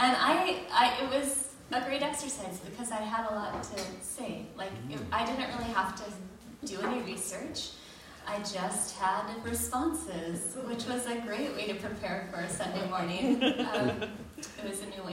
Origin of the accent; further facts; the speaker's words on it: United States; I was raised in the United States